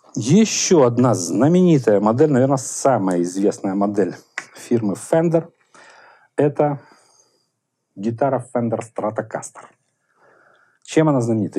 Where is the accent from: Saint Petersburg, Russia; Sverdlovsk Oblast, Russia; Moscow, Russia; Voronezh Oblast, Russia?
Moscow, Russia; Мы, москвичи